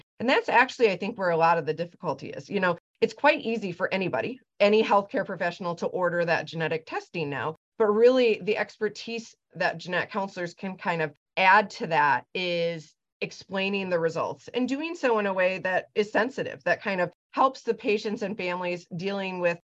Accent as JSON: {"language": "English", "town": "Lansing", "region": "Michigan", "country": "United States", "tie": "born or raised there", "also_born_or_lived": "Ann Arbor, Michigan", "said": "I grew up in Michigan, grew up in Lansing, so the center of the state"}